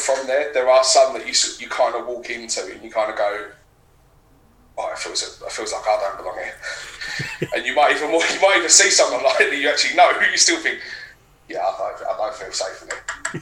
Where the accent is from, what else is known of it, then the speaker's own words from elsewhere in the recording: Dagenham, London, United Kingdom; moved away as an adult; now in Basildon, United Kingdom; I was born and raised in Dagenham